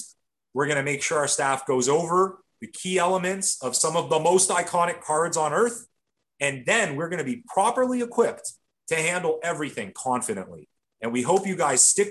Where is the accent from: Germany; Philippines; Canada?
Canada; as a Canadian